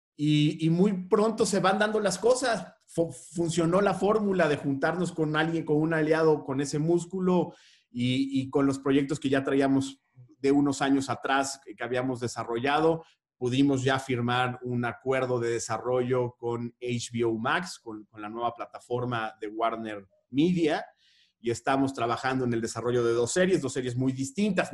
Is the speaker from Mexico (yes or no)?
yes; Mexico; Somos el país de Juan Rulfo